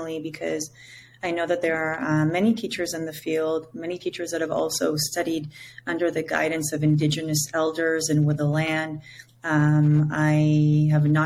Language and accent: English; Israel; first language Hebrew; English is a second language; now in Costa Rica; born in Israel. My name literally means sacred song in my native language of Hebrew